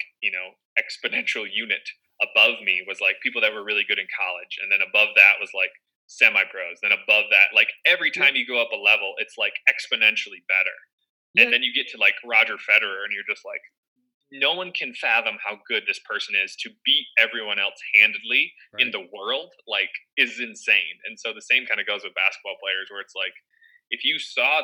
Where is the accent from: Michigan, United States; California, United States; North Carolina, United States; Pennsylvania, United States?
Michigan, United States; growing up in Michigan